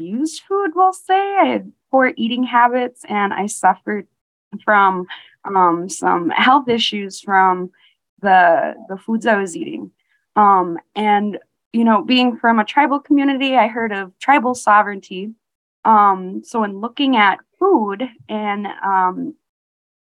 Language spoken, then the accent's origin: English; Lake Vermilion Reservation, Bois Forte, Minnesota, United States; I'm from the Lake Vermilion Reservation, District 2 of Boise Fort, Band of Chippewa